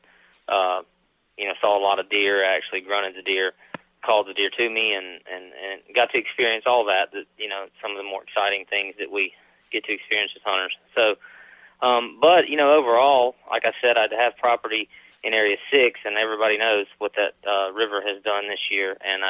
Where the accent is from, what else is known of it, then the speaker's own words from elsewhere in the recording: Mississippi, United States; also born or lived in East Feliciana, Louisiana; now in Clinton, Louisiana, United States; I'm from Mississippi originally, so I have family property there